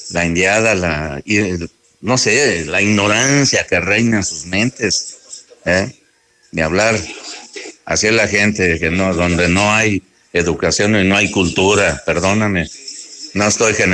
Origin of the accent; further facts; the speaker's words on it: Jalisco, Mexico; now in Aguascalientes, Mexico; yo soy que soy del estado de Jalisco, que tengo 24 años, 25 años aquí